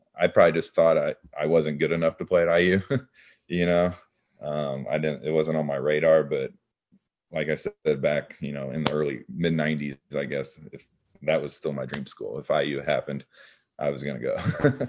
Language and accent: English; Evansville, Indiana, United States; I grew up in Evansville